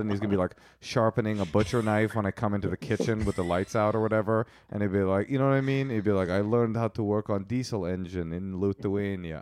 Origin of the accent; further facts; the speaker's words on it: United States; We are American